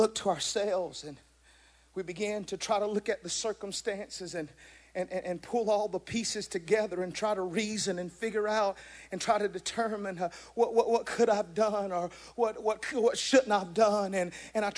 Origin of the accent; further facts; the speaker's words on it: Georgia, United States; moved away; I'm originally from Georgia